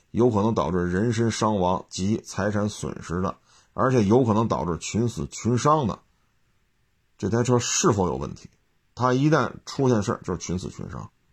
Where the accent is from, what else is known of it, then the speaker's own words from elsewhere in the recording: China; 咱们都是中国人